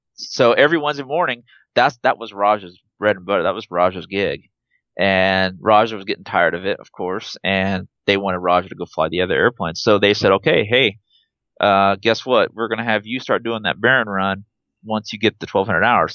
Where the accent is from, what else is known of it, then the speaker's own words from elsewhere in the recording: Trumbull, Nebraska, United States; also born or lived in Wood River, Nebraska; I grew up in Trumbull, uh, but then eventually we moved to a town called Wood River